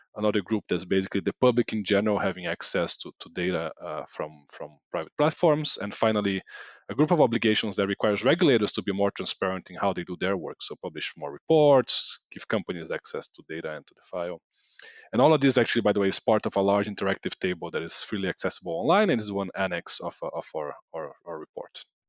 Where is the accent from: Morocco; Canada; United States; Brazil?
Brazil; I'm from Brazil